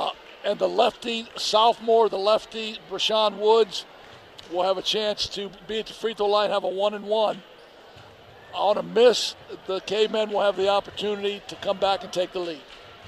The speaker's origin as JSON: {"language": "English", "town": "South Bend", "region": "Indiana", "country": "United States", "said": "I'm from the West Side, right?"}